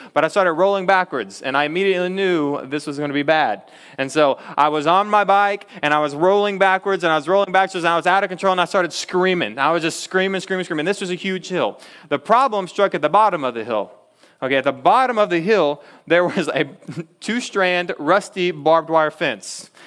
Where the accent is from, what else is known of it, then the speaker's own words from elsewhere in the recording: Texas, United States; I'm from Texas